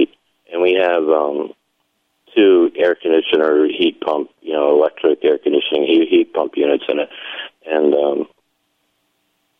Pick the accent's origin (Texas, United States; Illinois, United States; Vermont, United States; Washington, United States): Vermont, United States; moved away; I grew up in Vermont